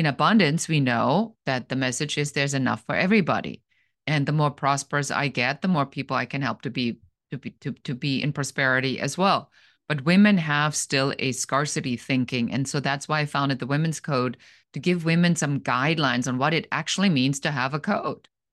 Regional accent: Germany; English is a second language; moved away as an adult; Originally, I'm from Germany

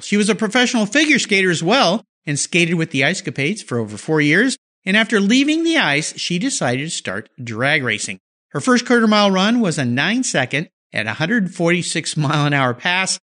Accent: San Diego, California, United States; I grew up in Southern California, San Diego area

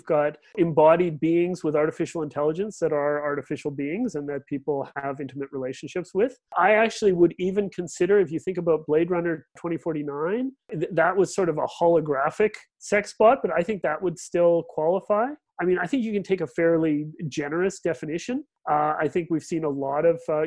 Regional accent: Regina, Saskatchewan, Canada; moved away; I'm originally from the Canadian Prairies, from Regina.

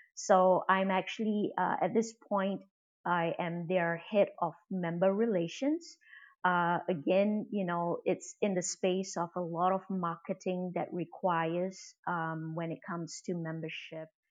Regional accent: Singapore; also born or lived in United States; I'm from Singapore.

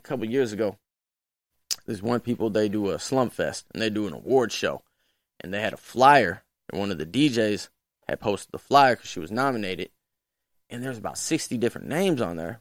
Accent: St. Louis, Missouri, United States; I'm born and raised Saint Louis

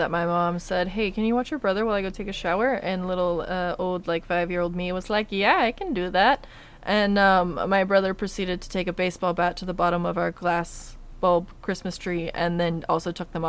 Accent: the South, United States; I'm just from the South.

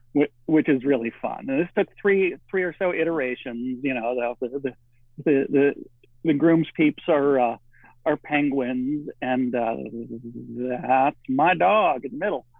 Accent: Michigan, United States; moved away as an adult; also born or lived in California; now in Oregon, United States; I grew up in the Midwest in Michigan

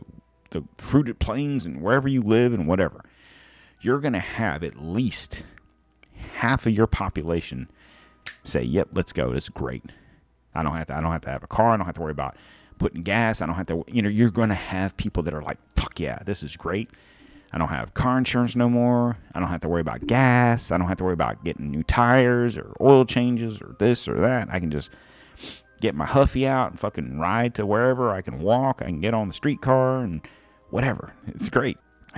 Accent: United States; as an American, with my passport

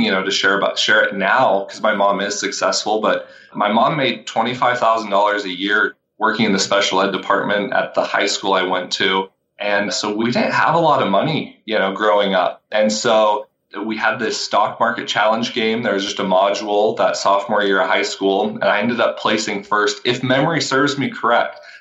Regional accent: Vancouver, Washington, United States; I'm from Vancouver, Washington

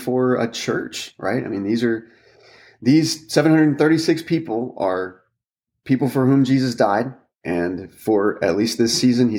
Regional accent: Texas, United States; moved away as an adult; also born or lived in Washington, D.C.; now in Louisville, United States; I'm a Texan by birth.

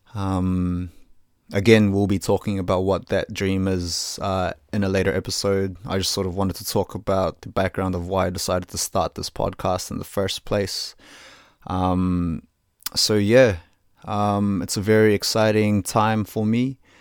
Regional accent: New Zealand; I was born in Aotearoa, New Zealand, to Filipino parents, so I consider myself a Kiwi through and through

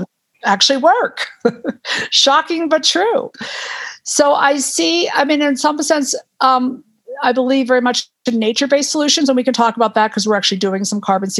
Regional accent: Western Massachusetts, United States; moved away as an adult; also born or lived in Miami / Concord, Massachusetts; now in Aspen, United States; I grew up in Western Massachusetts playing in the woods a lot

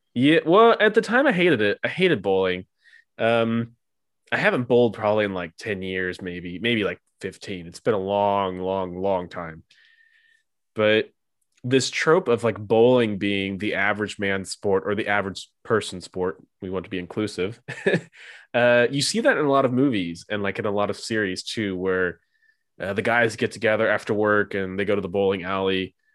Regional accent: United States; now in Europe; as an American

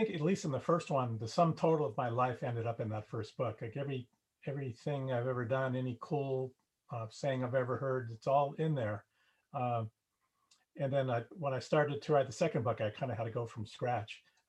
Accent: Los Angeles, California, United States; Born and raised in the San Fernando Valley in Southern California.

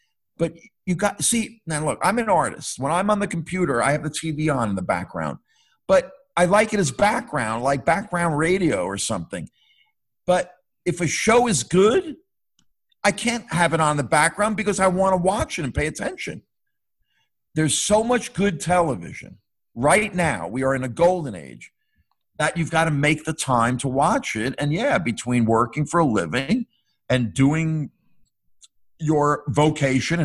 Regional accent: New Jersey, United States; now in Connecticut, United States; I grew up in New Jersey

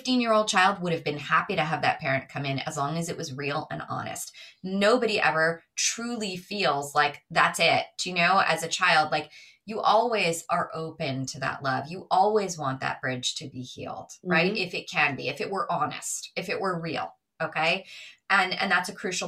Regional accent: New York, United States; I'm from New York

